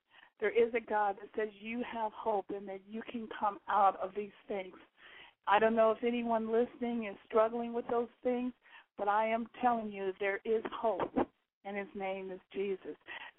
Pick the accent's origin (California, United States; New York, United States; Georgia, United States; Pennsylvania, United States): Georgia, United States; I am a military brat, born and raised in Georgia, moved around.